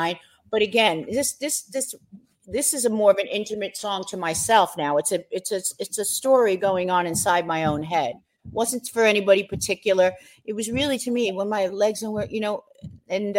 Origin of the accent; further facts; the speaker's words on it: New York, United States; raised in the streets of New York like me